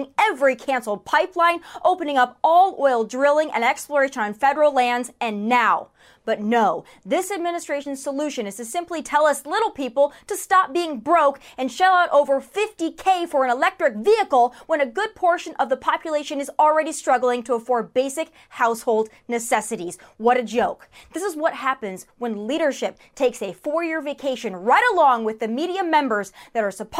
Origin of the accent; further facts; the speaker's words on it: South Dakota, United States; my home state of South Dakota